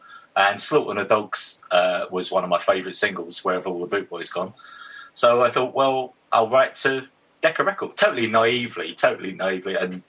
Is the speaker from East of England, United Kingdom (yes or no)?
yes; Witham, East of England, United Kingdom; now in London, United Kingdom; but obviously I came from Witham to London. So I didn't have like a circle of mates when I first got here that were not coming down from Witham.